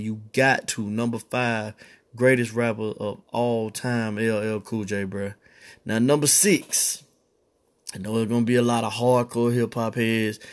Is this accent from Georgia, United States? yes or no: yes; Atlanta, Georgia, United States; I'm from Atlanta